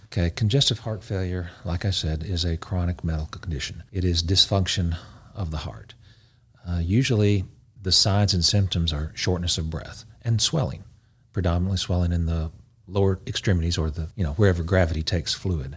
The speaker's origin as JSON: {"language": "English", "town": "Knoxville", "region": "Tennessee", "country": "United States", "tie": "born or raised there", "also_born_or_lived": "Memphis, Tennessee / North Carolina / Augusta, Georgia", "moved": "as an adult", "said": "born and raised in Big Orange County. Knoxville, Tennessee"}